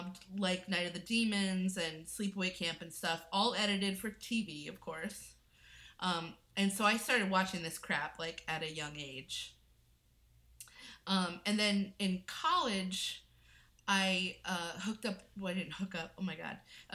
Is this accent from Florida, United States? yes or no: yes; Florida, United States; Well, first of all, I grew up in Florida. I was in a single parent household